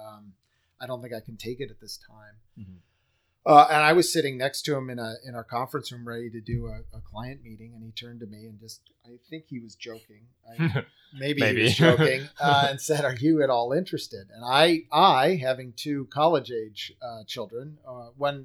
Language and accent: English; Buffalo, New York, United States; Buffalo, New York, which is my hometown